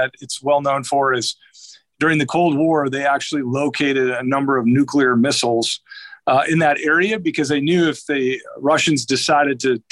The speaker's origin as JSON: {"language": "English", "town": "Lisbon", "region": "North Dakota", "country": "United States", "tie": "born or raised there", "moved": "yes", "lives_now": "Fishers, United States", "said": "I actually grew up about as remote as they come. Grew up outside of a little town called Lisbon, North Dakota."}